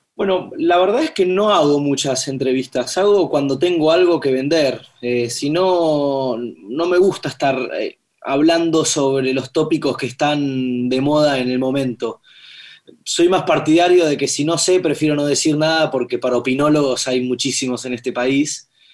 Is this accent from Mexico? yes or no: no; Buenos Aires, Argentina; Yo nací acá, en Buenos Aires, eh, por Belgrano